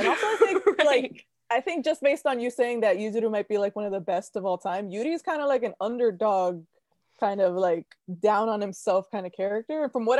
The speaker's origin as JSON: {"language": "English", "region": "Massachusetts", "country": "United States", "said": "I'm from Massachusetts. I live there."}